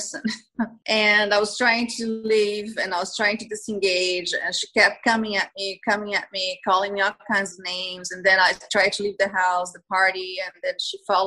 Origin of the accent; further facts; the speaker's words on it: Brazil; moved away as an adult; now in Miami, United States; I'm originally from Brazil